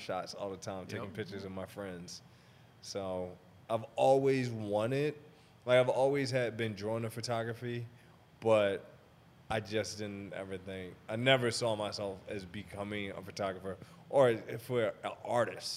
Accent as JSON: {"language": "English", "town": "Baltimore", "region": "Maryland", "country": "United States", "tie": "born or raised there", "also_born_or_lived": "Atlanta", "moved": "as an adult", "lives_now": "Los Angeles, United States", "said": "I'm originally from Baltimore. So after I was there until I was 18"}